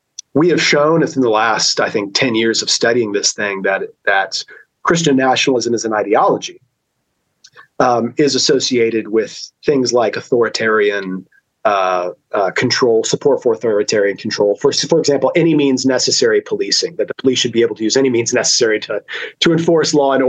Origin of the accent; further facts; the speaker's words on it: United States; as an American